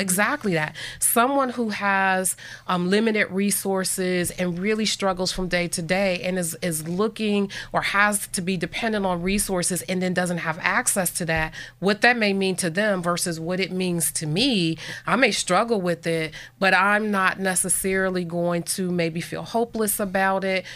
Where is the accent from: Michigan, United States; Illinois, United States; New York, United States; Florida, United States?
New York, United States; Buffalo; moved away as an adult; now in Erie, United States; I grew up in Buffalo, New York